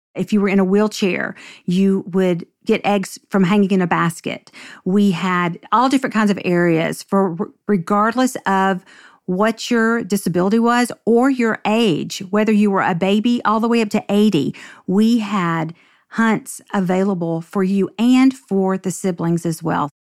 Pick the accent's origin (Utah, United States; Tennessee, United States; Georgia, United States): Tennessee, United States; Nashville; I grew up in Nashville and grew up in the Bible Belt